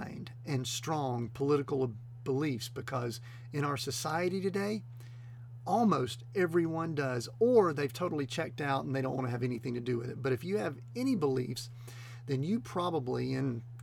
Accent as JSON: {"language": "English", "region": "the South", "country": "United States", "tie": "born or raised there", "said": "I'm kind of a Southern boy. I grew up in the South, and my mama taught me a certain way"}